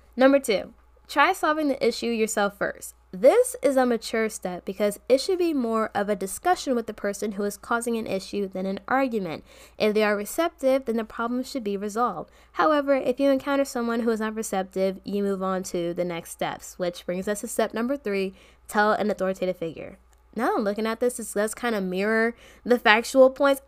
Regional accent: Maryland, United States; I'm from Maryland

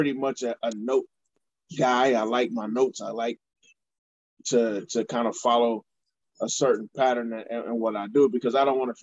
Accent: Cleveland, Ohio, United States; here in my hometown, the best location in the nation, in downtown Cleveland

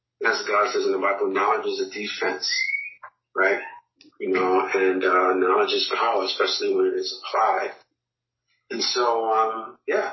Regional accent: New York City, New York, United States; also born or lived in Harlem / Brooklyn; I was born in Harlem, raised in the Bronx. I've lived in Brooklyn for over 15 years. I'm a New Yorker to the umpteenth percentile.

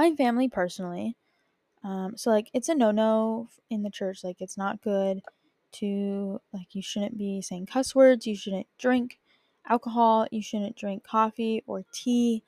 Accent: Bakersfield, California, United States; also born or lived in Utah; now in New York City, United States; I grew up in California. I grew up in Bakersfield

